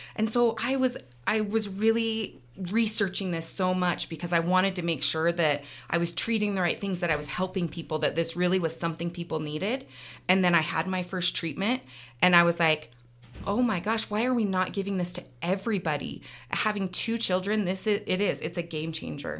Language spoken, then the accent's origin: English; Clearfield, Utah, United States; also born or lived in Salt Lake City, Utah / Florida; now in Ogden, United States; I grew up in Clearfield, so not far from here. Went to Clearfield High School